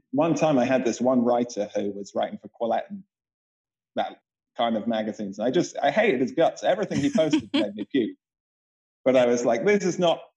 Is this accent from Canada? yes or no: no; Bath, South West England, United Kingdom; Bath, where I grew up in England